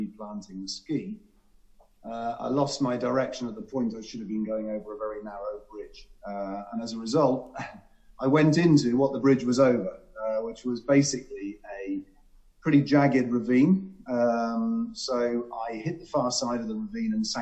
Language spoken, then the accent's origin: English; Cornwall, South West England, United Kingdom; I grew up in Cornwall